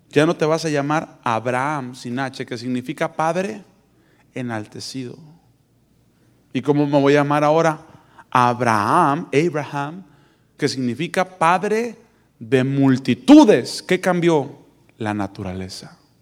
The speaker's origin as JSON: {"language": "Spanish", "country": "Mexico", "moved": "yes", "said": "yo vengo de México"}